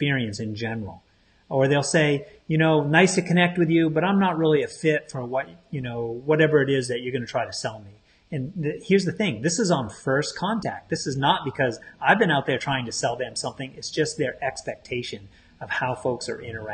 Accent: Maine, United States; I'm from Maine, on the coast of Maine, where we pay attention to our tides

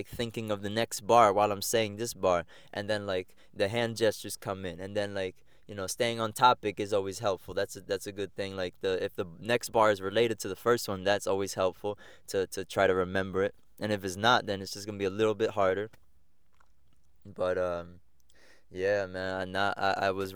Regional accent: Egg Harbor Township, New Jersey, United States; I was born in Galloway Township. That's next to Egg Harbor Township down there somewhere in, like, Pomona. That's, like, a sub-town. And then, yeah, when I was 5 years old, moved to Egg Harbor Township

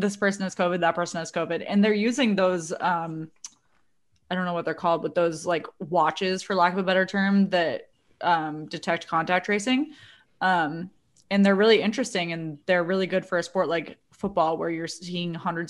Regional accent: Boston, Massachusetts, United States; now in Washington, United States; I'm from Boston, but I never moved out of DC. So I'm still living in Capitol Hill

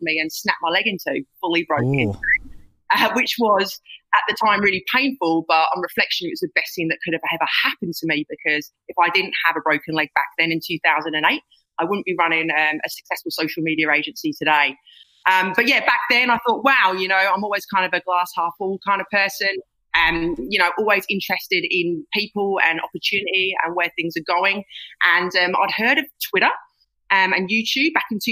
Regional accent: Essex, East of England, United Kingdom; moved away as an adult; also born or lived in London; now in Australia; I am from England, actually Essex, and at 17 years old, I got into the England rugby squad

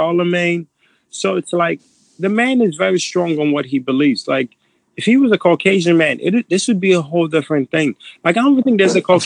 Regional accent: Nigeria; moved away; I'm too Nigerian

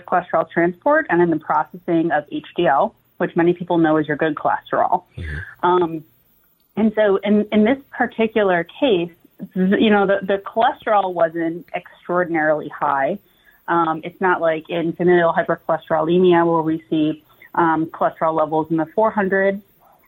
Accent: Ohio, United States; I'm born and bred in Ohio

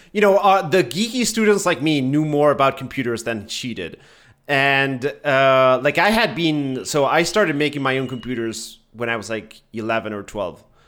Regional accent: Argentina; I'm from Argentina.

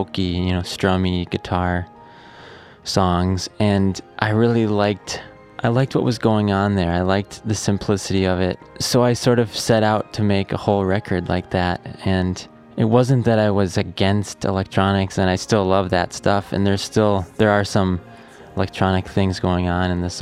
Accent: Wisconsin, United States; growing up in Wisconsin

